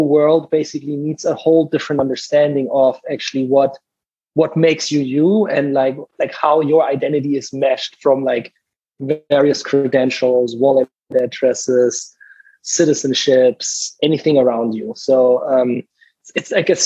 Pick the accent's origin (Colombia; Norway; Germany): Germany; Southern Germany; moved away as an adult; also born or lived in Munich / Stanford, California; now in United States; I'm originally from Germany, like both of you guys, grew up in the southern part there